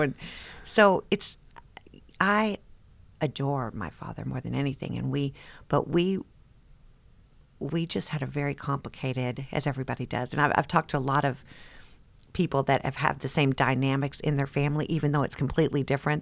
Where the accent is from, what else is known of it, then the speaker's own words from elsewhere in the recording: Las Vegas, Nevada, United States; now in Versailles, Kentucky, United States; It was Las Vegas in the 70s. And we grew up in Caesar's Palace.